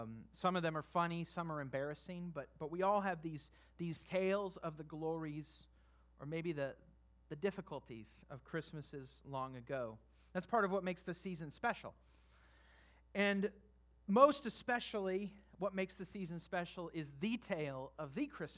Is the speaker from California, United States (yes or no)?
yes; California, United States; moved away as an adult; also born or lived in Kentucky; I was from California